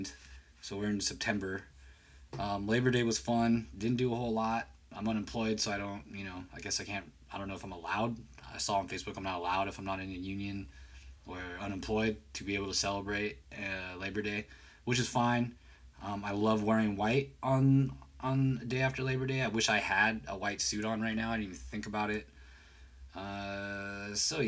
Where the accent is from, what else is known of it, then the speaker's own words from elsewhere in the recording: San Jose, California, United States; I am from the Bay Area, California, from San Jose, actually